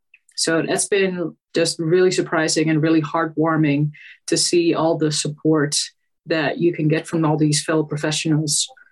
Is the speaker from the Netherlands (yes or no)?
yes; Netherlands; I'm from the Netherlands in case you didn't know.